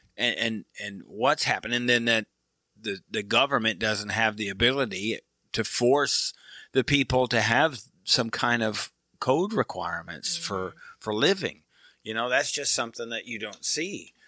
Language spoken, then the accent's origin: English; Michigan, United States; I'm from Michigan, so I'm a Pistons fan.